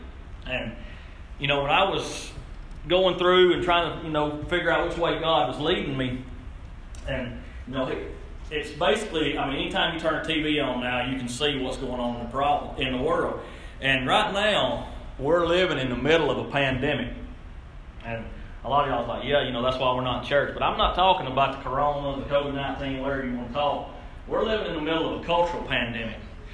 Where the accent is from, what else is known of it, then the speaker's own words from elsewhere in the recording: Cleveland, Ohio, United States; But like Brother Rick said … I grew up in Cleveland, graduated class of 2000. Basically stayed here until I got married in 2008.